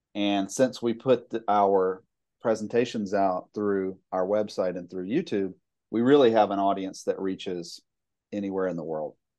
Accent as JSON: {"language": "English", "town": "Jackson", "region": "Mississippi", "country": "United States", "tie": "born or raised there", "said": "I grew up in the Jackson area"}